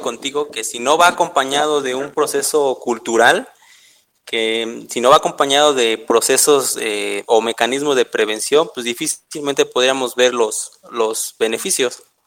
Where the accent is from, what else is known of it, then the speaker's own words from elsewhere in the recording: Mexico; somos mexicanos, esa es nuestra identidad.